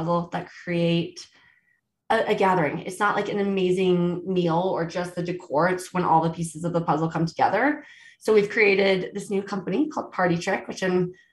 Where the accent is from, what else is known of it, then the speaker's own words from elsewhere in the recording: Virginia, United States; moved away as an adult; now in Aspen, United States; I grew up in Virginia, which people have always loved to make fun of. But I've lived out in Colorado since 2006